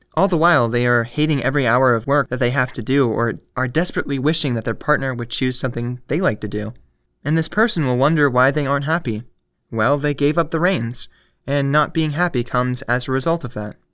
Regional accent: United States; As an American

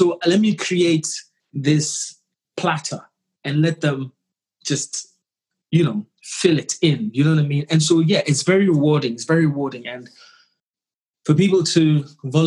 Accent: Ghana; being Ghanaian

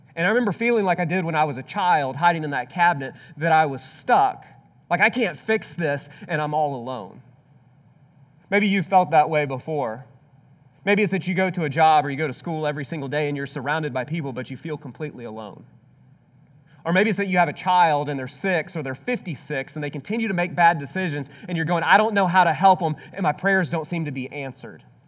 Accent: Mississippi, United States; I grew up in Mississippi

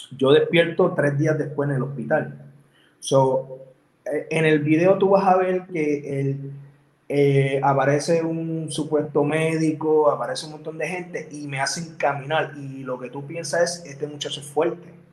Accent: Puerto Rico; soy de Puerto Rico y yo soy bien patriota

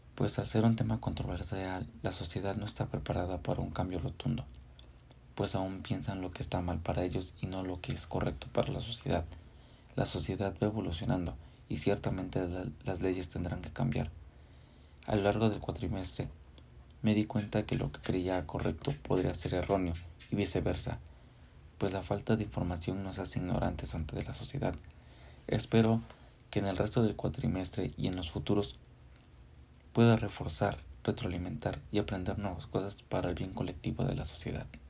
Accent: Mexico; como estudiantes de Derecho y como ciudadanos mexicanos

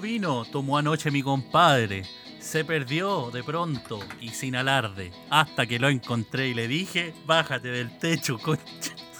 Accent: central Chile, Chile; accent: central Chilean; los centrales

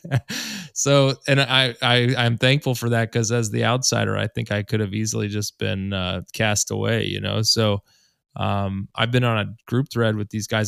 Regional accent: Columbus, Ohio, United States; I grew up in Columbus

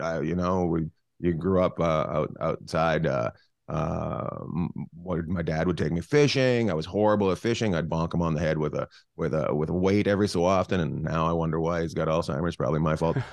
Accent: Terrace, British Columbia, Canada; also born or lived in Vancouver / Los Angeles; now in Long Beach, United States; I grew up in Terrace, British Columbia, which is up near Alaska

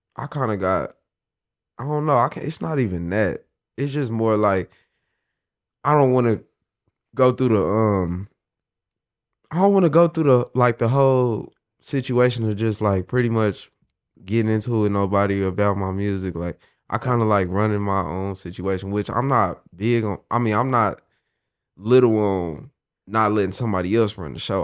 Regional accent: Midwest City, Oklahoma, United States; I'm from Midwest City, Oklahoma, man. But I really rep the whole state

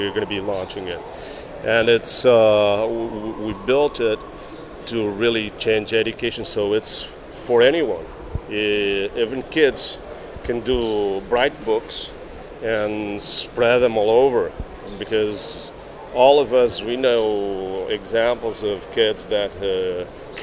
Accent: Braga, North, Portugal; I'm from Portugal, and from the north of Portugal, the third largest city in Portugal, Braga.

